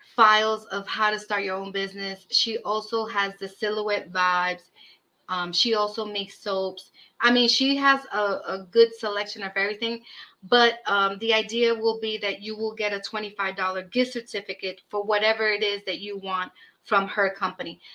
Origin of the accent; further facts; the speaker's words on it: New York City, New York, United States; also born or lived in Brooklyn; I was raised in Washington Heights and now I live in the Bronx